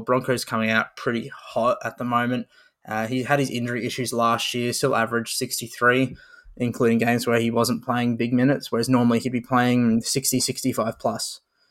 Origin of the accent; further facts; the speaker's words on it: Queensland, Australia; I'm a Queenslander. I'm happy with that.